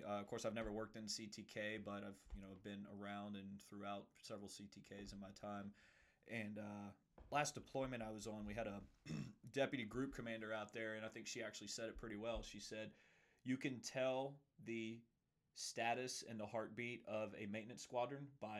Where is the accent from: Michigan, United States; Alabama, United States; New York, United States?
Alabama, United States; Mobile; I was born and raised in Mobile, Alabama. Okay. I know a lot of times I don't sound like I have the accent, but other members of my family